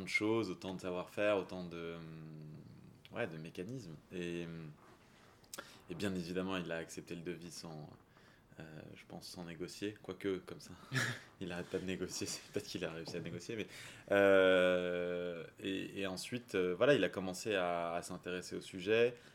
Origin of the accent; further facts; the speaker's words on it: south of France, France; also born or lived in Champagne; now in Paris, France; je suis originaire du sud de la France, un petit peu de Champagne aussi avant. Euh, j'habite Paris